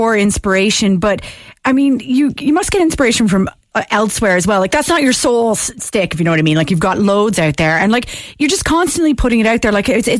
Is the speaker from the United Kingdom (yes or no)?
no; Canada; now in Ireland